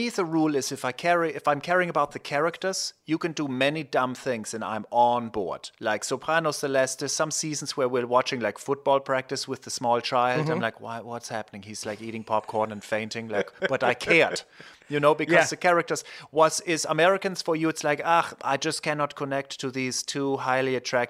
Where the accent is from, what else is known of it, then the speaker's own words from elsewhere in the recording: Germany; moved away; I grew up in Germany